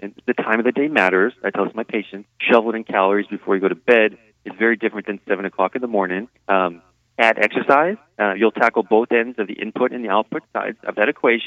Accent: East Coast, United States; moved away; I grew up in the East Coast

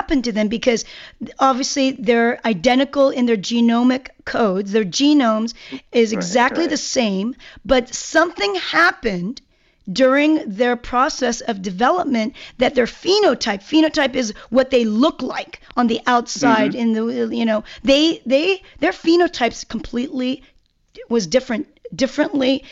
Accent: Seoul, South Korea; moved away; I'm from Korea, and I lived in the mountains in Seoul. And I was around 9 years old

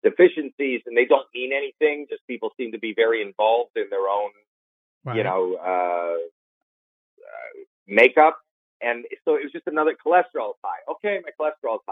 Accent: Toronto, Ontario, Canada; moved away; I'm from Toronto, Canada

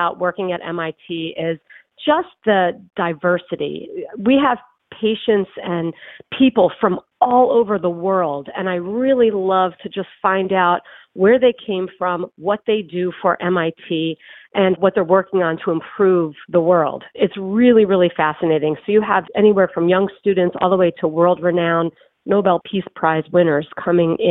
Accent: Philadelphia, Pennsylvania, United States; moved away as an adult; now in Boston, United States; I am actually from the Philadelphia area. I just moved to Boston about a year and a half ago

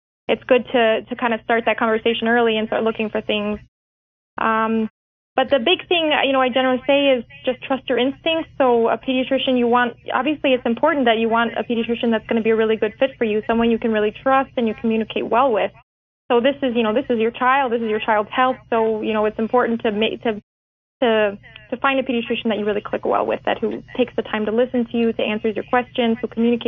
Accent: Lisle, Illinois, United States; also born or lived in Chicago, Illinois / Bourbonnais, Illinois; So I'm originally from Lyle, Illinois, which is a suburb of Chicago, kind of southwest suburb. I grew up there with my parents.

